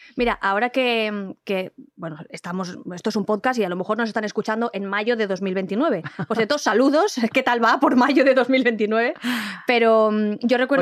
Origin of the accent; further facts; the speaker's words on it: Valencian Community, Spain; moved away as an adult; also born or lived in Andalusia; now in Madrid, Spain; yo soy valenciana, pero yo he encontrado en Madrid, es que me dan ganas de llorar, te lo juro, una casa